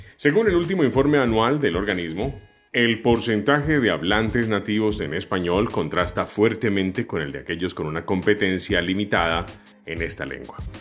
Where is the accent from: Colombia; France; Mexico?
Colombia; Colombia, que es mi país